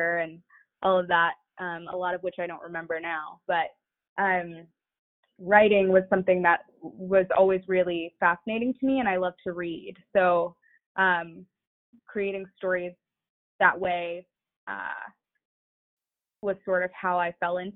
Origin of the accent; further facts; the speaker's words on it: Atlanta, Georgia, United States; So I grew up sort of between Atlanta and many suburbs. My parents were divorced. I was born in Atlanta